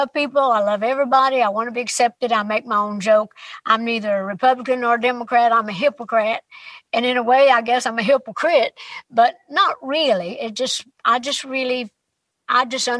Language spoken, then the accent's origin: English; East Tennessee, United States; It was my hometown, my home area